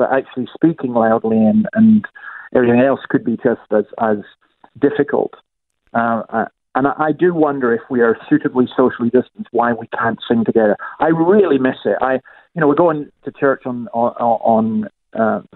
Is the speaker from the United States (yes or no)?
no; Scotland, United Kingdom; moved away as an adult; now in Australia; I'm a Scottish Presbyterian